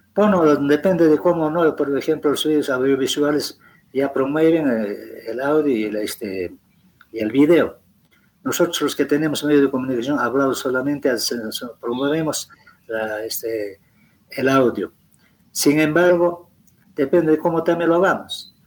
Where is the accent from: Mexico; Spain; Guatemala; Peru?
Peru; como buenos peruanos